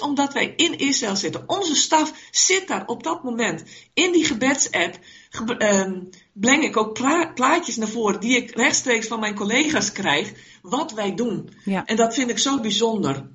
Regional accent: Netherlands; wij als Nederlanders

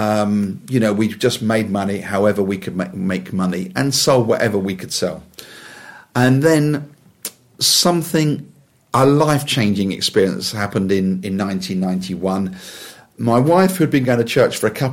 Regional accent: Wembley, London, United Kingdom; I was born in Wembley

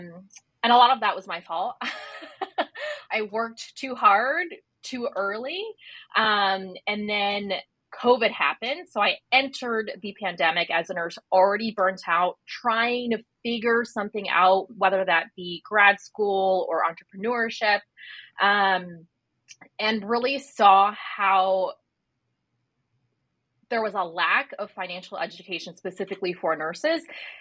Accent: Chicago, Illinois, United States; also born or lived in New York / New Jersey; now in Sydney, Australia; We lived a little all over, like New York, New Jersey, but we spent a majority of my life in Chicago. So I'm newly from Sydney as of like 7 months ago, but Chicago's my home.

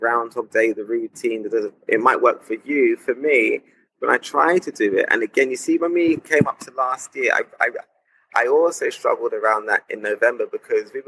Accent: London, United Kingdom; as a black person growing up in London in the 90s

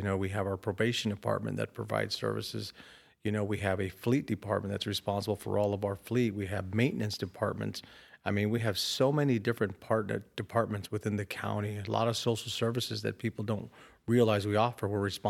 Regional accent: Rialto, California, United States; I was raised in Rialto, went to Rialto Public Schools, went to San Bernardino Valley College, so went to college here locally, went to Cal State San Bernardino.

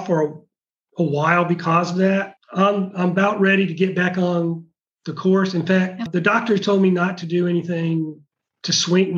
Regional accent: United States; moved away as an adult; also born or lived in Kuwait / Atlanta; now in Pravets, Bulgaria; I'm American

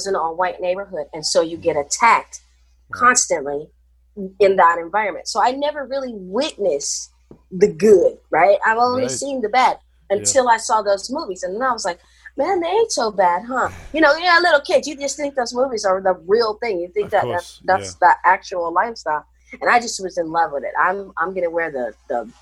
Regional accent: Kansas City, Missouri, United States; also born or lived in Hawaii / San Jose, California; now in California, United States; Growing up in the 70s, I grew up, like I said, in Kansas City

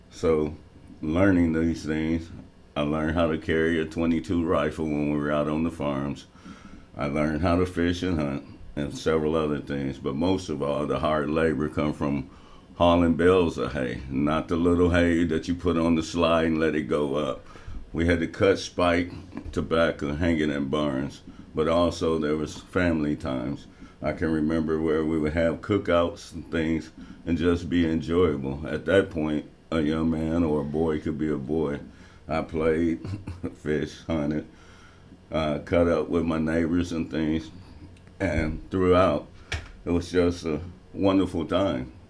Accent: Tennessee, United States; now in Pontiac, United States; As a young man growing up in Tennessee, as you know, it was the Bible Belt.

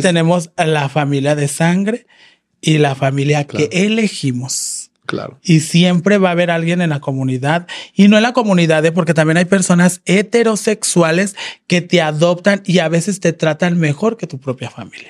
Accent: León, Guanajuato, Mexico; now in Guadalajara, Mexico; yo soy de León, Guanajuato

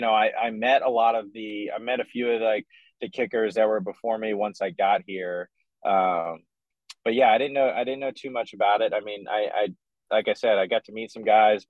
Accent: Atlanta, Georgia, United States; moved away as an adult; also born or lived in Los Angeles / Vancouver / Washington, D.C.; now in Birmingham, United States; Being born and raised in Atlanta, I've been fortunate to live in so many places

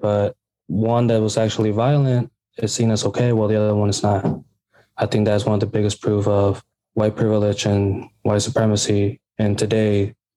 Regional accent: Bloomington, Illinois, United States; I was born here in Bloomington, Illinois, and raised here.

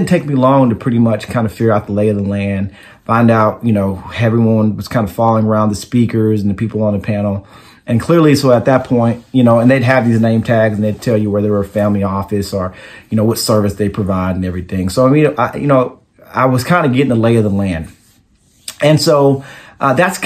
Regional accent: Dallas, Texas, United States; I am from Dallas, Texas

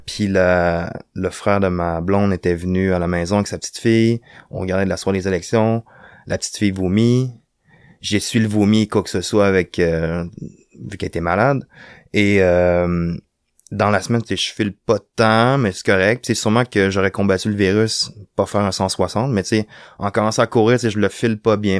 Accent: Rimouski, Quebec, Canada; moved away as an adult; now in Montreal, Canada; je suis originaire de Rimouski, j'ai grandi à Rimouski

